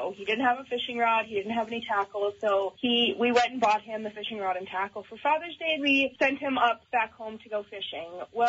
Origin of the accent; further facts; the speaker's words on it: Northwest Territories, Canada; and we're from the Northwest Territories